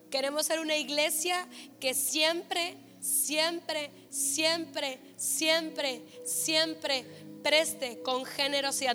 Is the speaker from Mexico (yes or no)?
yes; Mexico; como mexicanos